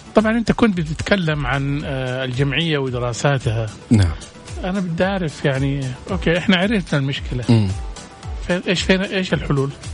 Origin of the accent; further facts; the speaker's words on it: Saudi Arabia; احنا عندنا في السعوديه